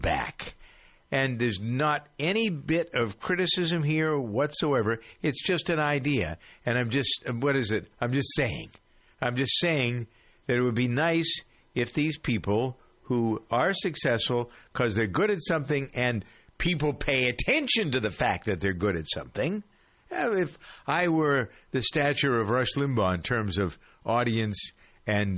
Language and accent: English; Boston, Massachusetts, United States; Beantown here, my hometown.